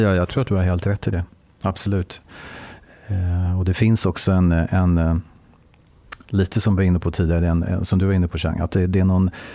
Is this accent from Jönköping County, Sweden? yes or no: no; Stockholm, Stockholm County, Sweden; Jag är född och uppvuxen i Stockholm.